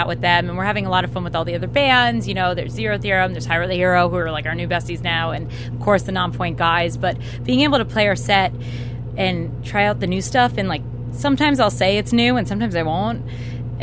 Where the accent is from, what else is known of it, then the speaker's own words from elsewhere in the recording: New York, United States; moved away as an adult; also born or lived in Miami, Florida; I'm from New York, but I did live here for a long time